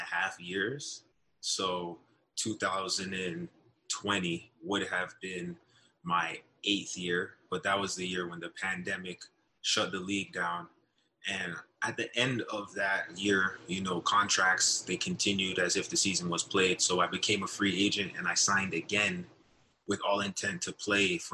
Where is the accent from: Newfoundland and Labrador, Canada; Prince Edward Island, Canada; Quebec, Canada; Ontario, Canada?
Ontario, Canada; Brampton; also born or lived in Northern Illinois; my hometown called Brampton